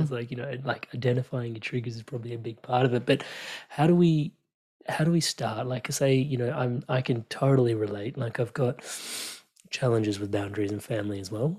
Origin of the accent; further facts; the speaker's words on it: India; me being Indian and growing up in, like, this culture where in India, everybody has a guru